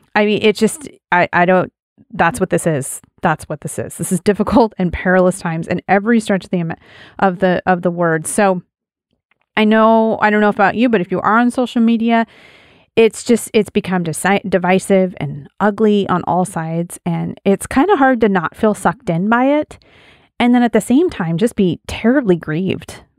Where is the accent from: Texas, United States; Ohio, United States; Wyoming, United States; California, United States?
Wyoming, United States; As a kid, I, I grew up in Wyoming on a big ranch, and we had sheep.